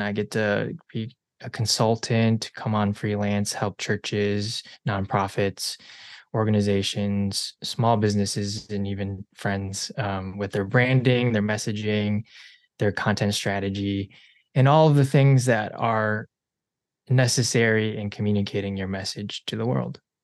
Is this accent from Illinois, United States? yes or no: yes; Chicago, Illinois, United States; also born or lived in South Korea; I am a Chicagoland native. Uh, I was born technically in Korea, adopted at six months